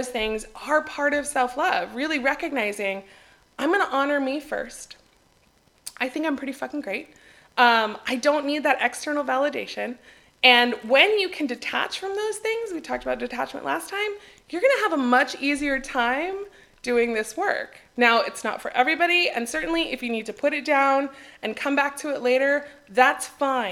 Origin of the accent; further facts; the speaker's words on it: United States; moved away as an adult; now in Greece; as an American